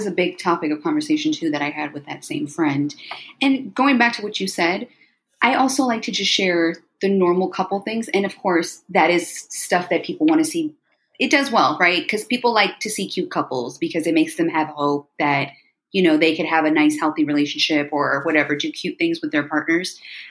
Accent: United States; I was born in America, right? Let's just put that out there. So yeah, I was very proud of where my parents came from. Yes, we grew up. I speak Urdu fluently.

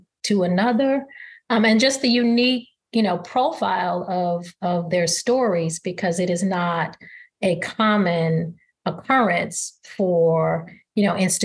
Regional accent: East St. Louis, Illinois, United States; my hometown of East St. Louis

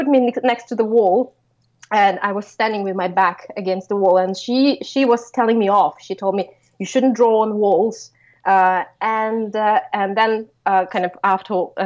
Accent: Russia; we grew up in Russia, so it was the 90s

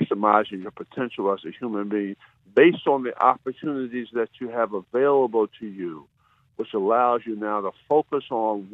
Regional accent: Wildwood, New Jersey, United States; I'm from Wildwood

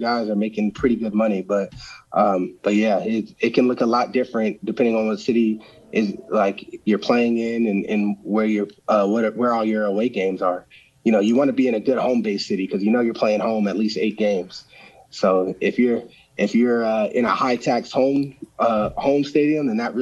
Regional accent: Arizona, United States; my hometown

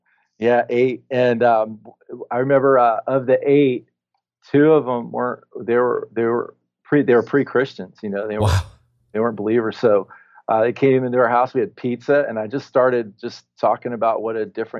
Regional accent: South Florida, United States; accent: southern burnout beach bum; moved away as an adult; also born or lived in Palm Beach County, Florida; now in White River Junction, United States; I'm from South Florida. Just moved here.

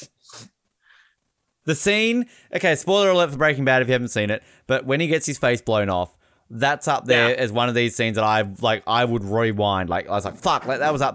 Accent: Australia; as an Australian

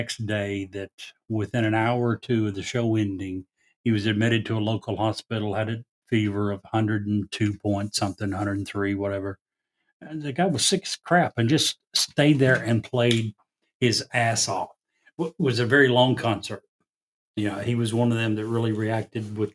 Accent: Kentucky, United States; I'm from Kentucky.

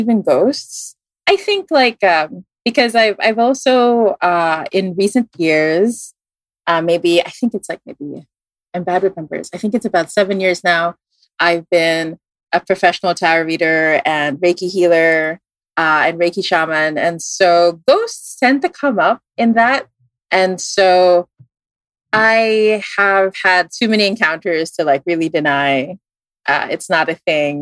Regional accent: Philippines; also born or lived in Singapore; I moved to the Philippines when I was like around 10.

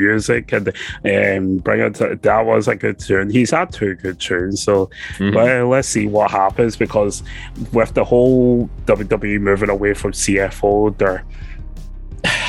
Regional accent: Scotland, United Kingdom; we're from Scotland

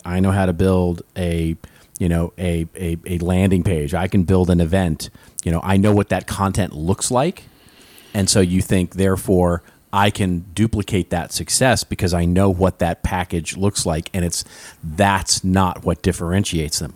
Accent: Los Angeles, California, United States; my hometown of Los Angeles

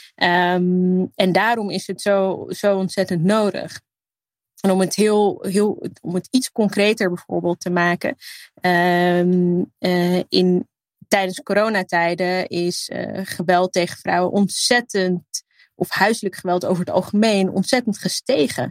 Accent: Netherlands; mijn roots liggen in Libië. Eh, en hier opgroeien

